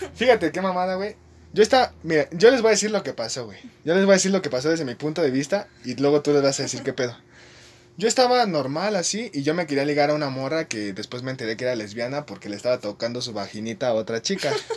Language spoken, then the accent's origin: Spanish; Mexico City, Mexico; Somos del mero centro, Chelangos